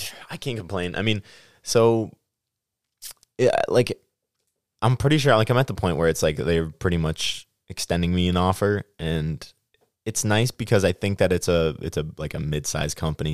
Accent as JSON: {"language": "English", "region": "Midwest", "country": "United States", "accent": "Midwest"}